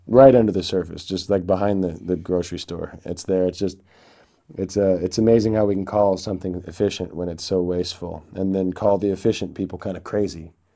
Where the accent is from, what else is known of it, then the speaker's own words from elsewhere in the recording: near Ashland, Eugene, Oregon, United States; I grew up near Ashland, Oregon, Eugene, Oregon